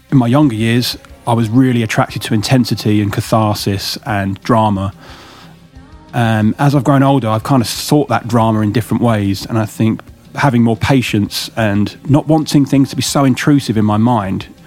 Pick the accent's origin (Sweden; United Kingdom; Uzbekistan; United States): United Kingdom; Kent, South East England; now in London, United Kingdom; I'm not from London. I'm from Kent, which is probably about an hour's drive away